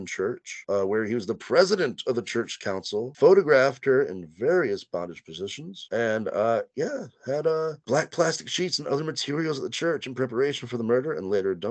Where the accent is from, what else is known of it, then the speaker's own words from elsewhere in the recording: Louisiana, United States; also born or lived in Korea; I'm also like from Louisiana. I'm not necessarily Cajun though.